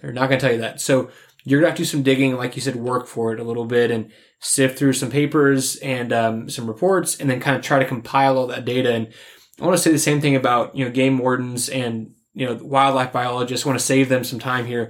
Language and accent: English; Kansas, United States; kill one in my home state